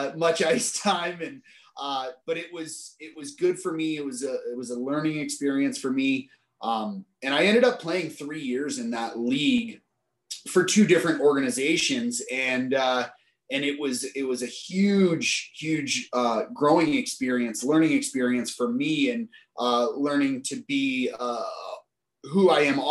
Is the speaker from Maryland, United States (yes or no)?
no; Steamboat Springs, Colorado, United States; also born or lived in United Kingdom; Denver is 3 hours or so from my hometown in Steamboat